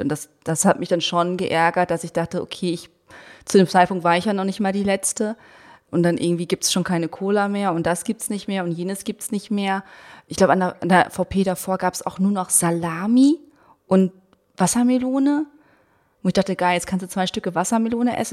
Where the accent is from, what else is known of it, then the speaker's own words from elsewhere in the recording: Berlin, Germany; ich als Berlinerin